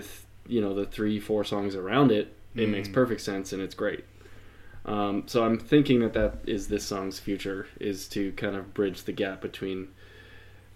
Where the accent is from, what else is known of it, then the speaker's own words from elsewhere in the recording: United States; as an American